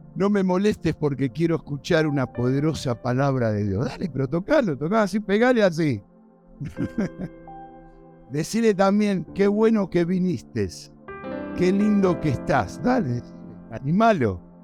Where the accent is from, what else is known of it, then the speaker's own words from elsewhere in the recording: Argentina; moved away as an adult; now in United States; yo, por supuesto, soy argentino